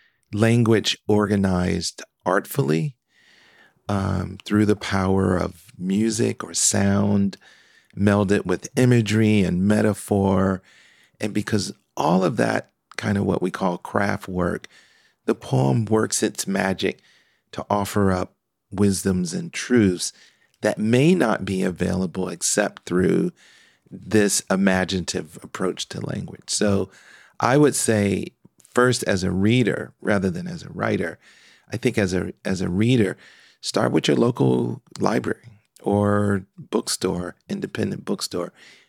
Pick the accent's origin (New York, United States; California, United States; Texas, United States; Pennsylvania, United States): Pennsylvania, United States; Philadelphia; now in Nashville, United States; Yes, I was, and it's still dear to my heart, no matter where I am in the world.